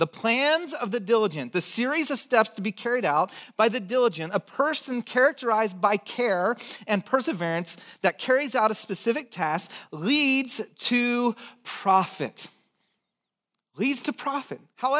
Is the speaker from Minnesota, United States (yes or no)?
no; Santa Cruz, California, United States; accent: hick; also born or lived in Texas / Chicago; And I'm from Texas. I was born in Texas, grew up in Santa Cruz, tried to lose my hick accent as quick as I could, and then lived in Chicago. So my accent's already messed up.